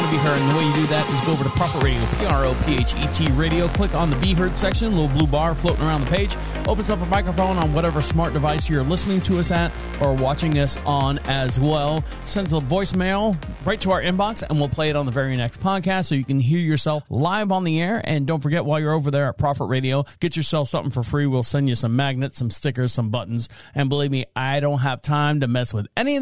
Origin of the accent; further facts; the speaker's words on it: Florida, United States; I'm from Florida.